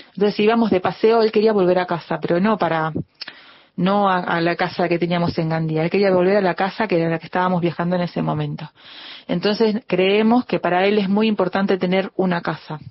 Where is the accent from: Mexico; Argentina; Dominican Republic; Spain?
Argentina; para nosotros es un orgullo ser argentinos